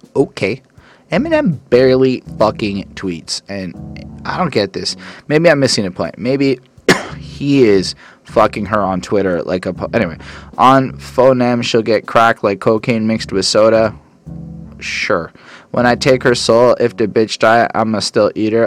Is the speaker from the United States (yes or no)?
no; Canada; I'm a Canadian